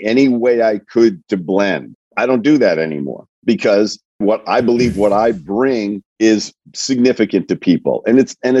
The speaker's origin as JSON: {"language": "English", "town": "Coventry", "region": "Rhode Island", "country": "United States", "tie": "born or raised there", "said": "I grew up in a small town in Rhode Island, Coventry, Rhode Island"}